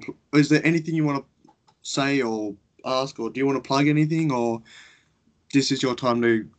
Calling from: Goulburn, New South Wales, Australia; I live in a small town called Goulburn, which is currently where I'm calling you from.

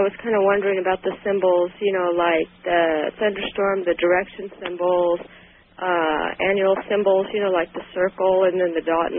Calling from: Sacramento, California, United States; All right. I'm from Sacramento.

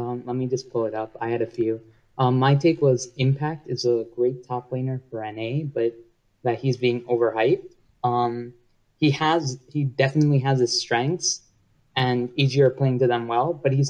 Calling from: Long Island, New York, United States; I'm calling from Long Island, New York.

